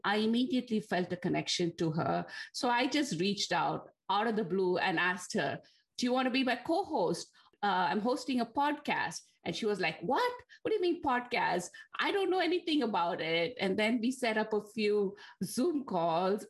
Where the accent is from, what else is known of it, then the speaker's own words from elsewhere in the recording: Bangalore, Karnataka, India; first language Tamil; English is a second language; moved away as an adult; also born or lived in Delhi, India / Geneva, Switzerland; now in New Jersey, United States; I was actually born in Delhi and grew up in Bangalore in India